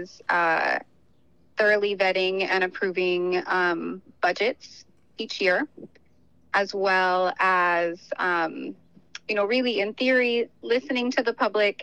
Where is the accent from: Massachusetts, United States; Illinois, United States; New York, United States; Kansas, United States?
Kansas, United States; Topeka; moved away as an adult; now in Maui, United States; I'm originally from, I was born in Topeka, Kansas.